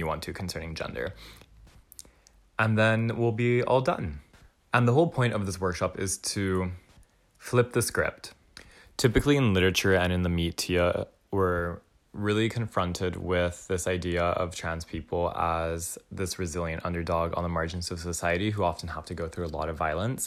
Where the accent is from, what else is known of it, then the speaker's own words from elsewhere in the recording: Dallas, Texas, United States; now in Vancouver, Canada; I'm a Texan settler, originally from the stolen land of the Wichita, Kickapoo, Jumanos, and Tawakoni Nations, also known as Dallas, Texas